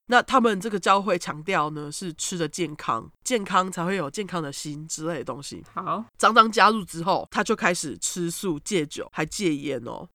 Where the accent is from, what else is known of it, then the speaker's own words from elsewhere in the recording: Taiwan; 我们台湾人的